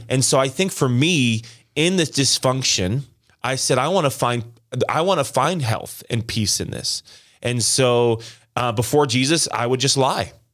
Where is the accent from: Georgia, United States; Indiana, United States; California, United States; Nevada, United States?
Nevada, United States; Las Vegas; now in Green Bay, United States; I was born and raised in Las Vegas